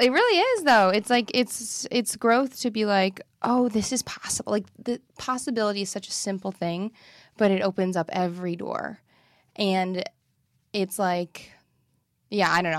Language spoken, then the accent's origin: English; Midwest, United States; I'm from the Midwest